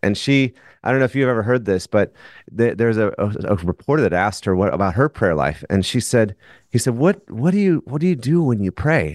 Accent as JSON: {"language": "English", "region": "Minnesota", "country": "United States", "said": "I'm from Minnesota."}